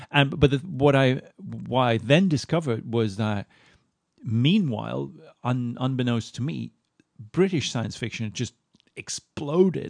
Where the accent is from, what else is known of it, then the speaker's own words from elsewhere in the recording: Moscow, Russia; moved away; also born or lived in Sweden; I grew up in Moscow